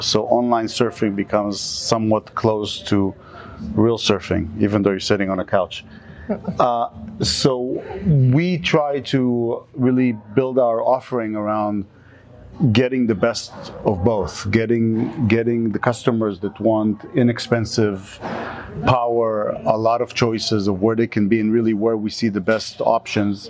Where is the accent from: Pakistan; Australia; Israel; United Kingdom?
Israel; now in United States; I'm from Israel